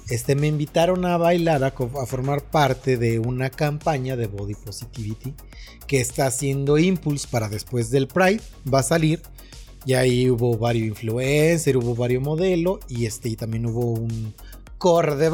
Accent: Monterrey, Nuevo León, Mexico; Aquí en Monterrey se hay Epicland, pero yo no compro mis Pops Funcos en esa tienda. Como buen regio, cruzaba a McAllen, Texas

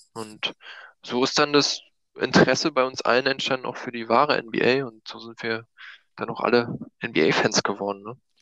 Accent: Eisenhüttenstadt, Brandenburg, Germany; also born or lived in Berlin; Ich komme aus der Nähe von Berlin, äh, Nähe von Frankfurt-Oder. Bin mhm. ich aufgewachsen im schönen Brandenburg, nahe an der polnischen Grenze.

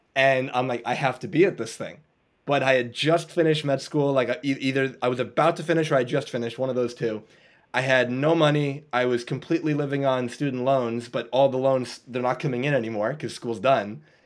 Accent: New York, United States; I'm from New York in the U.S.

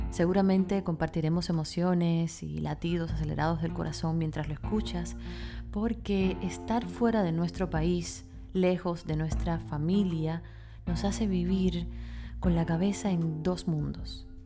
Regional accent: Cuba; now in Luxembourg; una cubana que vive en Luxemburgo

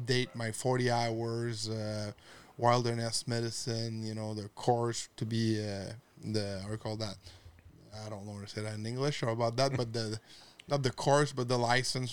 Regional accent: Quebec, Canada; I'm from Quebec

